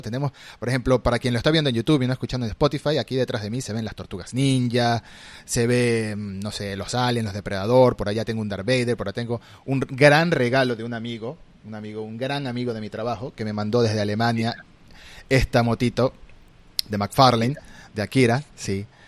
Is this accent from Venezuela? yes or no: yes; Venezuela; moved away as an adult; now in Argentina; Migré a Argentina hace tres años y tuve que dejar atrás mi colección en mi país de origen, yo soy venezolano